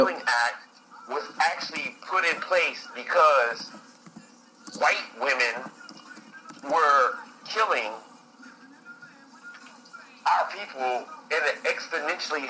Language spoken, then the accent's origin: English; Texas, United States; we grew up in Texas